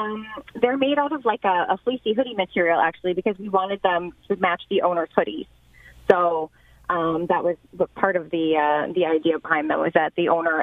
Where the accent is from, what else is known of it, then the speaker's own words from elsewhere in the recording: St. Catharines, Ontario, Canada; I am originally St. Catharines.